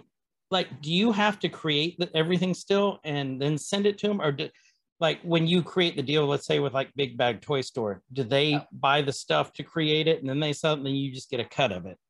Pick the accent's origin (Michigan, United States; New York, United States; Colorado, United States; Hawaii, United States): Hawaii, United States; moved away; I'm originally from Hawaii.